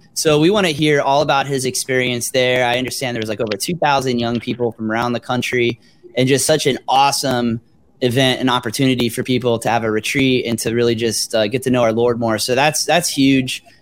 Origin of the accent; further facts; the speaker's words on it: South Florida, United States; moved away; I grew up in South Florida